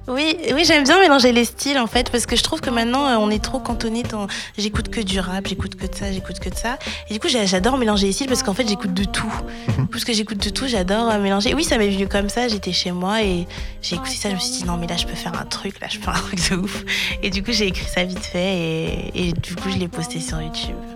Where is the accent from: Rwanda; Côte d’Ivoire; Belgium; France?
France; Évry, Île-de-France; also born or lived in Courbevoie, France; j'ai grandi à Évry en 91